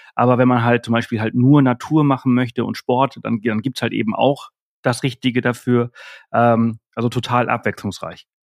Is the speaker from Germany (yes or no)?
no; Mallorca, Balearic Islands, Spain; bei uns hier auf Mallorca